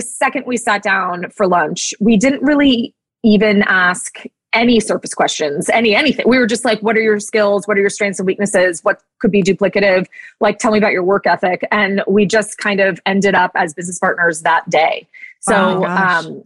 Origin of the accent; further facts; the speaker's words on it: Los Angeles, California, United States; moved away as an adult; now in Nashville, United States; I was born and raised in Los Angeles